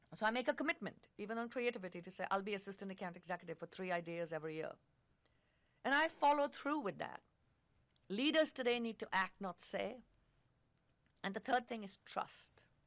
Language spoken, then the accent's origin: English; India; moved away; I grew up in India